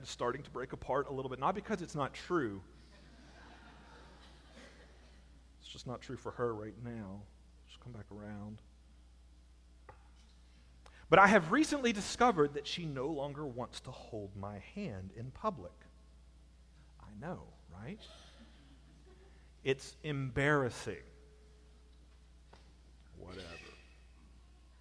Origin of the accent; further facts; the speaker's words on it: Alabama, United States; I'm from Alabama